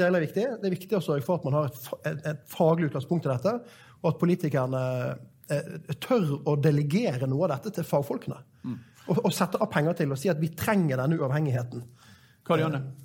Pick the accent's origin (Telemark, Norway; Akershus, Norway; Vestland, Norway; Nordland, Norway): Vestland, Norway; Florø; I min hjemby Florø